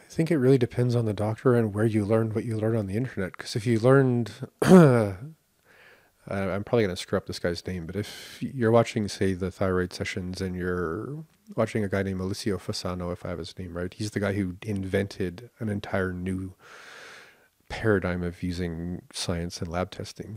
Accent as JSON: {"language": "English", "country": "Canada", "said": "we are very entitled and very tight-fisted in Canada"}